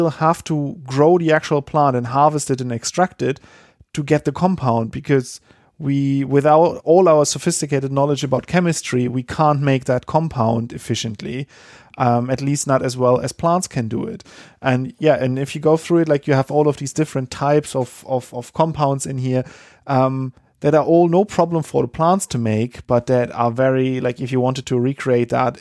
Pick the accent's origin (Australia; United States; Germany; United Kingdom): Germany; moved away; we have that in Germany as well